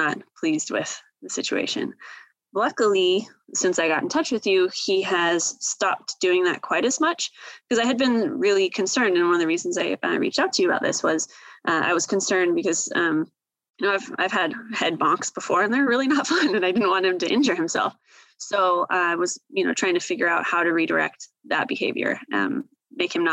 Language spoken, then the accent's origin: English; Seattle, Washington, United States; I am originally from the Seattle area.